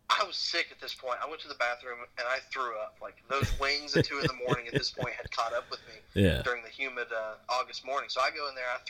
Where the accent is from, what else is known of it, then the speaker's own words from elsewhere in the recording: United States; I'm American